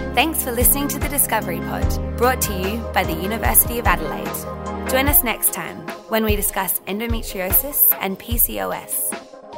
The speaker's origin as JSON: {"language": "English", "country": "United Kingdom", "tie": "born or raised there", "moved": "yes", "lives_now": "Australia", "said": "I was actually born in the U K as well"}